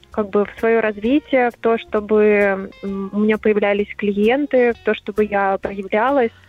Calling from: Yaroslavl, Yaroslavl Oblast, Russia; звоню я вам из Ярославля.

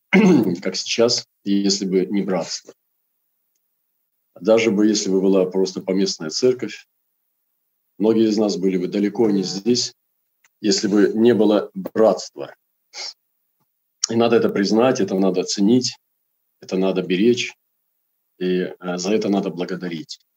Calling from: Krasnoyarsk, Krasnoyarsk Krai, Russia; транслирую сейчас я из Красноярска.

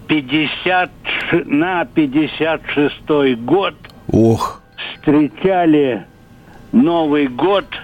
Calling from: Moscow Oblast, Russia; Здравствуйте, я из Подмосковья.

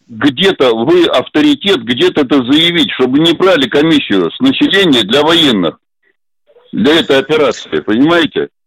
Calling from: Moscow, Russia; из Москвы, пенсионер, мне 77 лет.

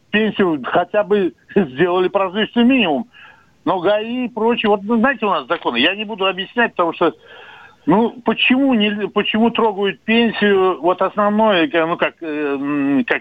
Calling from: Samara, Samara Oblast, Russia; …, э, я из Самары … мне 73 года.

